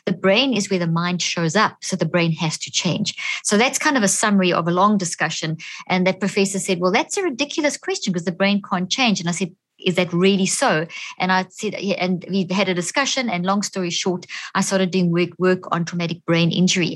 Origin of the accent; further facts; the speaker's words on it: South Africa; moved away as an adult; also born or lived in Zimbabwe; now in United States; I was born in Zimbabwe, grew up in South Africa, and I've been in the States for the last 13 years